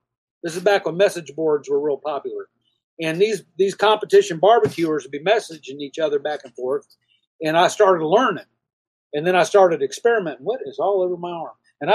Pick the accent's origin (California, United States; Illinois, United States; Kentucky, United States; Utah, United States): California, United States; moved away as an adult; I'm originally from California